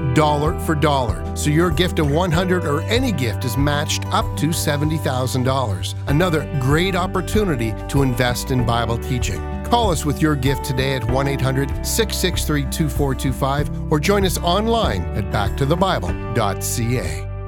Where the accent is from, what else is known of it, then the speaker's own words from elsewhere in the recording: Canada; we as Canadians